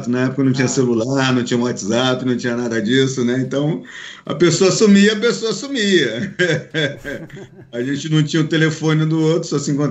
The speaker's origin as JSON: {"language": "Portuguese", "region": "Minas Gerais", "country": "Brazil", "tie": "born or raised there", "lives_now": "Rio de Janeiro, Brazil", "said": "onde eu passei, onde eu fui criado na minha infância em Minas Gerais."}